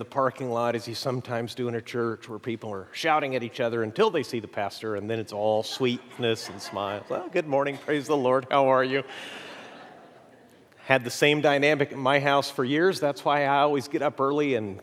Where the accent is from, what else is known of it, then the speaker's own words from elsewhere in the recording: Mexico; moved away; I grew up in Mexico